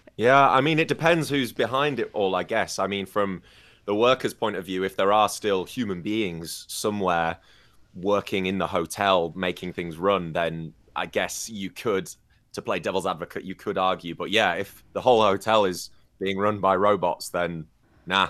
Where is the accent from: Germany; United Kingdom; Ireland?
United Kingdom; moved away as an adult; now in China; I'm from the United Kingdom